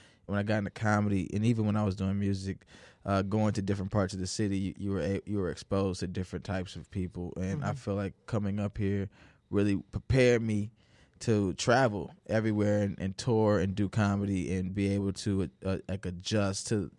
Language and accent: English; Chicago, Illinois, United States; also born or lived in St. Louis; I was born in St. Louis until I was about 7 years old, and then I was forced to move because I was a child. I did not have a say. And we came to Chicago, and then we moved out to the suburbs right after that.